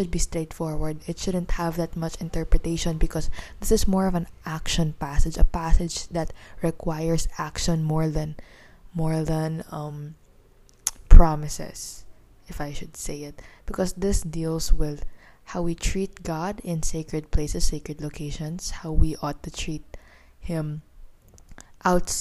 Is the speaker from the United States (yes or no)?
no; Philippines; also born or lived in Manila; I'm a teenager from the Philippines. I'm residing here in the capital of the Philippines.